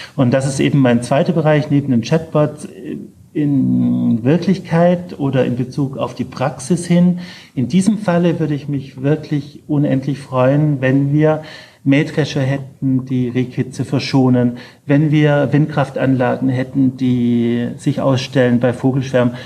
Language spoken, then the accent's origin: German; Ulm, Baden-Württemberg, Germany; moved away; aus meiner alten Heimatstadt, in der ich leider nicht mehr oft bin aus Ulm